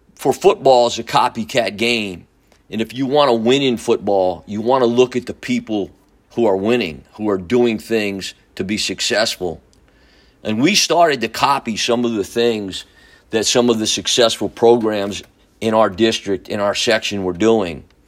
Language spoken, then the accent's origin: English; Newburgh, United States; my hometown of Newburgh